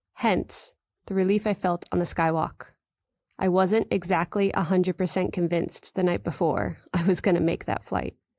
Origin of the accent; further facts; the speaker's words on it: New York, United States; as a New Yorker